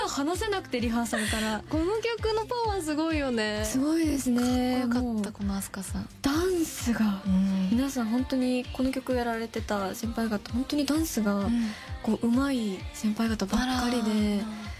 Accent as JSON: {"language": "Japanese", "region": "Tohoku", "country": "Japan", "tie": "born or raised there", "said": "地元の東北"}